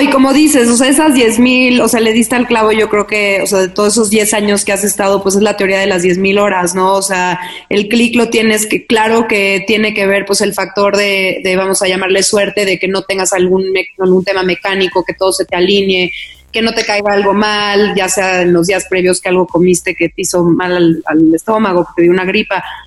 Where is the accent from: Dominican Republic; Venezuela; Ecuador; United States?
United States; now in Mexico; crecí en Estados Unidos casi toda mi vida